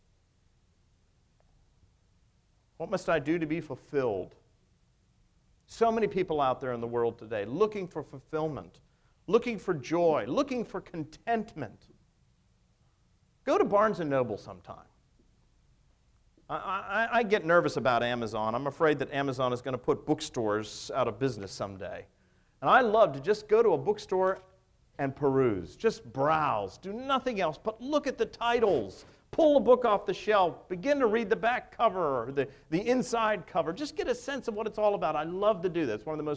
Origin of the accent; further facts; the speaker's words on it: United States; us as American people